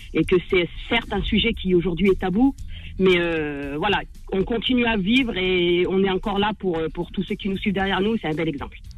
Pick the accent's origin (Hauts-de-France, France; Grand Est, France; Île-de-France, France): Hauts-de-France, France; Maubeuge; je suis née, je suis née à Mauveuge